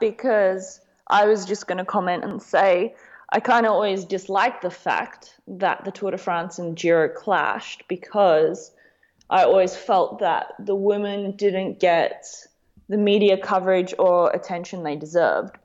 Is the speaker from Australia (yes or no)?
yes; Gold Coast, Queensland, Australia; I come from the Gold Coast, Australia